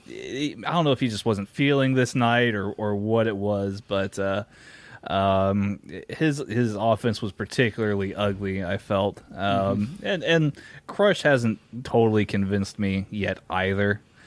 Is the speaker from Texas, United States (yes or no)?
yes; Texas, United States; still in my home state, Beaumont, Texas.